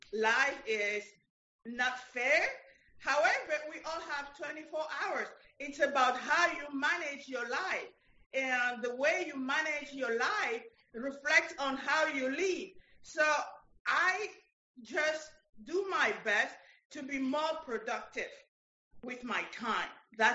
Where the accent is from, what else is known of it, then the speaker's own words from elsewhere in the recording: Paris, Île-de-France, France; English is a second language; moved away as an adult; now in United States; when I moved from Paris to here, I had my lawyer and my CPA.